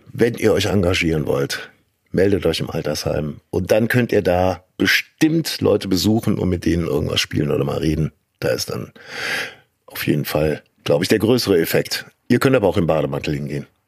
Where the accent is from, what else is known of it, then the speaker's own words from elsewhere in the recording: Kleve, North Rhine-Westphalia, Germany; bei uns in Kleve